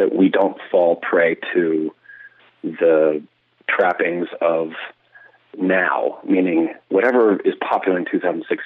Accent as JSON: {"language": "English", "town": "Lexington", "region": "Virginia", "country": "United States", "tie": "born or raised there", "said": "I grew up in Lexington, Virginia, in Rockbridge County, which is in southwestern Virginia."}